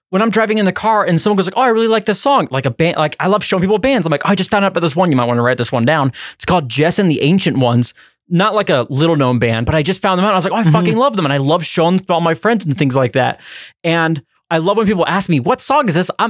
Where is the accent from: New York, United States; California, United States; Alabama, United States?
California, United States; Listen, I'm from from California.